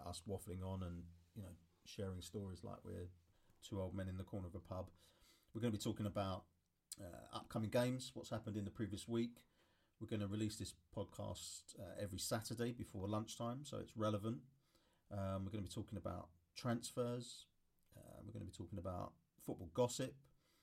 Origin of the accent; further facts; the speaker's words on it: United Kingdom; moved away as an adult; now in Stockholm, Sweden; Myself from the Kent, southeast London border